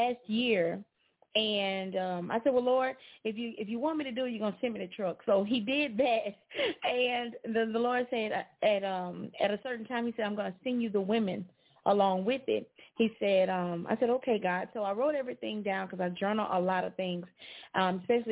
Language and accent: English; Alexandria, Louisiana, United States; I'm from Alexandria